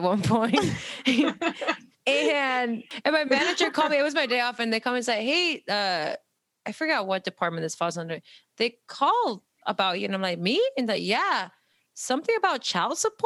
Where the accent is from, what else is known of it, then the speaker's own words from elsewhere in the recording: California, United States; I was born in California